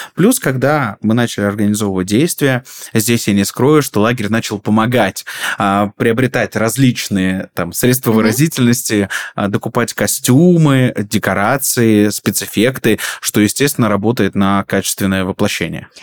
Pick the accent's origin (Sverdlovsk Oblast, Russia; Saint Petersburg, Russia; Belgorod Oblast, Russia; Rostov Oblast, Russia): Rostov Oblast, Russia; moved away as an adult; also born or lived in Krasnodar; я приехал, такая звездочка из Ростовской области